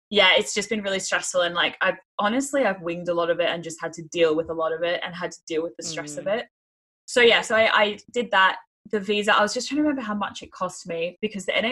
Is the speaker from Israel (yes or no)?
no; Australia; moved away as an adult; now in United Kingdom; being an Australian